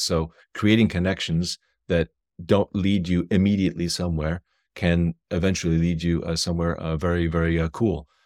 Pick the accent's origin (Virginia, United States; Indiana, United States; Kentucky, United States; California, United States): California, United States; San Francisco Bay Area; moved away; I'm originally from the San Francisco Bay Area